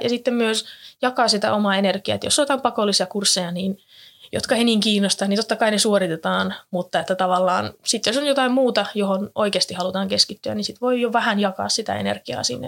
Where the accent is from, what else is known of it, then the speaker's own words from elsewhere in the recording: Jyväskylä, Central Finland, Finland; moved away as an adult; now in Turku, Finland; olen alun perin kotoisin täältä Jyväskylästä, täällä käynyt kaikki koulut